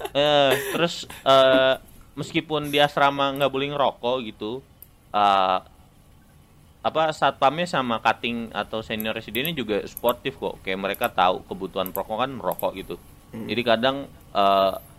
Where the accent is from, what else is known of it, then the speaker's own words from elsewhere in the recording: Serang, Banten, Indonesia; moved away as an adult; now in Bandung, Indonesia; gua datang dari Serang